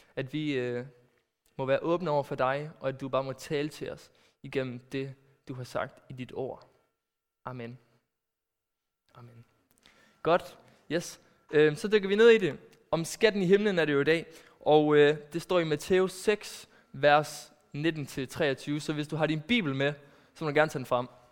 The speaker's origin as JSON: {"language": "Danish", "town": "Aarhus", "region": "Central Denmark Region", "country": "Denmark", "tie": "born or raised there", "also_born_or_lived": "Netherlands", "said": "kommer jeg fra Aarhus"}